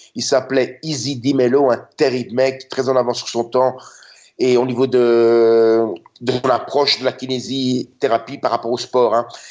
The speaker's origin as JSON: {"language": "French", "town": "Brussels", "region": "Brussels-Capital Region", "country": "Belgium", "tie": "born or raised there", "moved": "yes", "lives_now": "Budapest, Hungary", "said": "Je suis né en 66 en Belgique et j'ai grandi là-bas."}